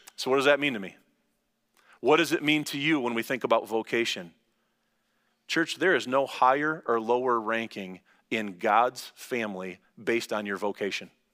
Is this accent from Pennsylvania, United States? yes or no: no; Lansing, Michigan, United States; I'm from Langsberg